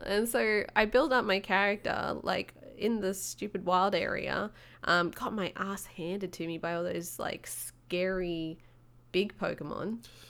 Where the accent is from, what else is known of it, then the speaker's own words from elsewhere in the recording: Australia; being Australian